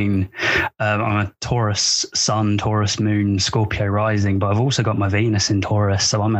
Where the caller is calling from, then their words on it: United Kingdom; I'm speaking from the United Kingdom.